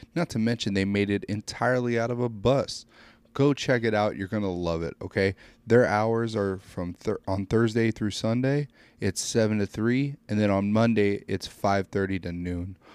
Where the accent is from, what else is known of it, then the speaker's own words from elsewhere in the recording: small town near Fort Leonard Wood, Missouri, United States; I work at um, Fort Leonard Wood, but I live in a town. It's my hometown, but it's there's only 500 people